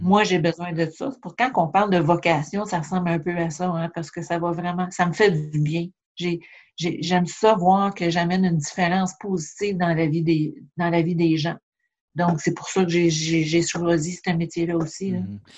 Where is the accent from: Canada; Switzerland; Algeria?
Canada; Châteauguay, Quebec; moved away as an adult; also born or lived in Montreal; now in Charlevoix, Canada; je viens pas de Charlevoix. Dans le fond, je suis native de, la banlieue de Montréal, Châteauguay